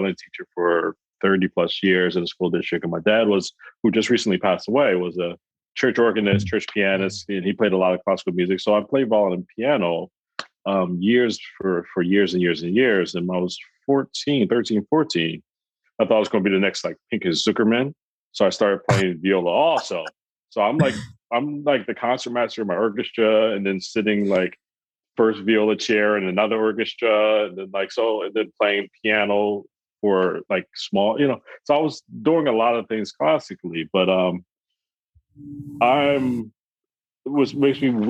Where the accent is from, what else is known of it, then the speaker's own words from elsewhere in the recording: Philadelphia, Pennsylvania, United States; moved away as an adult; now in Brooklyn, United States; I'm originally from Philadelphia